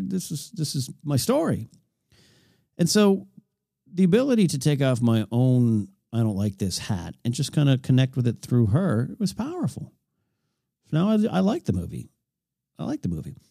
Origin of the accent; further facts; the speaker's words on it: Arroyo Grande, California, United States; also born or lived in Pismo Beach, California; in my hometown, a Royal Grande High School where I went to high school